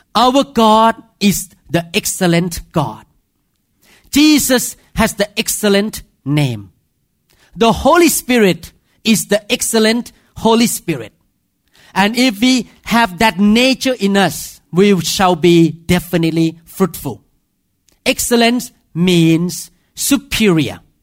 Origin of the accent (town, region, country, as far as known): Thailand; accent: Thai; English is a second language; moved away